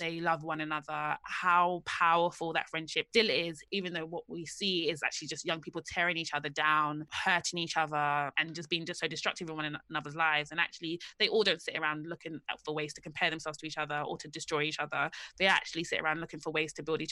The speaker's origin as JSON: {"language": "English", "region": "London", "country": "United Kingdom", "said": "I'm from the same part of London that most of these girls are from. So I'm from Hackney."}